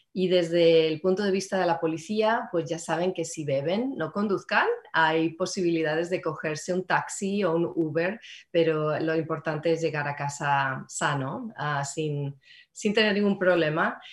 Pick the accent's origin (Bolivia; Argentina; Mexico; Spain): Spain; Madrid, Community of Madrid; now in Marin County, United States; en Madrid, donde, de donde soy yo